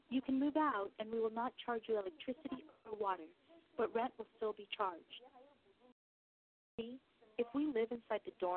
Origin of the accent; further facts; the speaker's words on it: Shanxi, China; moved away as an adult; now in Shenzhen, China; I'm from the Shanxi province. My family plants corn, patties, and potatoes.